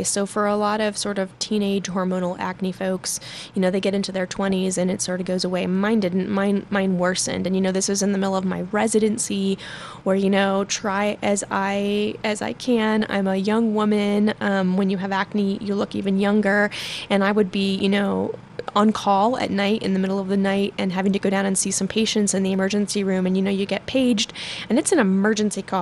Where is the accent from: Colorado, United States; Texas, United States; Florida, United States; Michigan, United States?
Colorado, United States; Denver; also born or lived in Arvada, Colorado / Westminster, Colorado; I actually grew up in Denver. I'm from Arvada originally, and I live in Westminster now